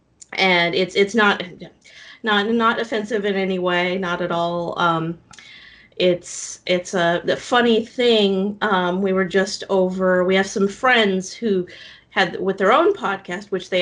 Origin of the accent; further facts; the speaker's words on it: Nebraska, United States; moved away as an adult; also born or lived in Lincoln, Nebraska; now in Orlando, United States; I am actually originally from Nebraska, born and raised.